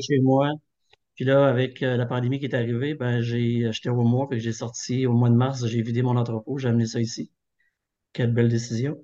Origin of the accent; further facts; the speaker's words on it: Thetford Mines, Quebec, Canada; je suis originaire de Thetford